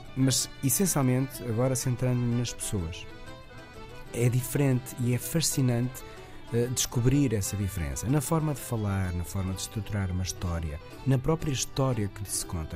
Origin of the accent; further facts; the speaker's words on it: Portugal; nós, portugueses